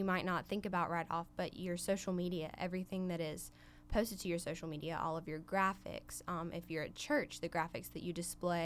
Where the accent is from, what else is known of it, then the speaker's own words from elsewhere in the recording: Silver Hill, Alabama, United States; I am from Silver Hill, Alabama